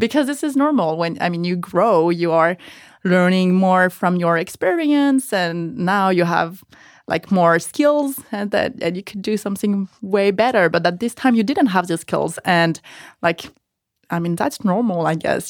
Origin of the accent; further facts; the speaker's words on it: village near Pau, Nouvelle-Aquitaine, France; moved away as an adult; now in United States; I actually come from a l, really small village, like forty minutes driving from Poe, like south, in, really in the mountains